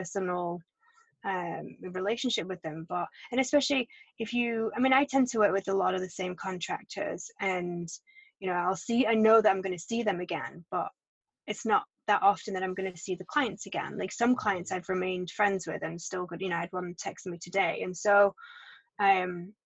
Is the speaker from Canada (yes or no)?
no; England, United Kingdom; moved away; I started working for an architecture firm in England, in my hometown, when I was 16.